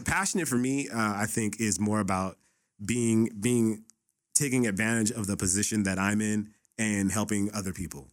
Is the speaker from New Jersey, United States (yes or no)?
no; Los Angeles, California, United States; I grew up in the Boys and Girls Club me in Pacoima